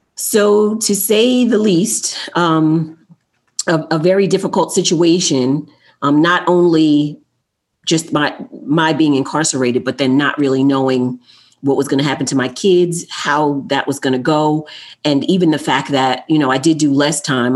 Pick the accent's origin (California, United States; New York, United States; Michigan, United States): New York, United States; New York City; I was born in Queens, New York